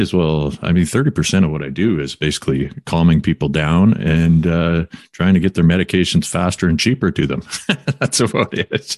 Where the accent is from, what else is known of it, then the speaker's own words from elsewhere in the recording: Quesnel, British Columbia, Canada; also born or lived in Kamloops; now in Vancouver, Canada; I'm from Quinnell, and when I grew up, nobody, you didn't ever see anyone jogging